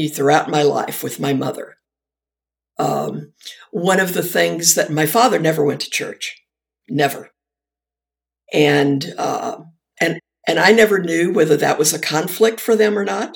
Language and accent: English; Shenandoah Valley, Virginia, United States; I grew up in the Shenandoah Valley, Virginia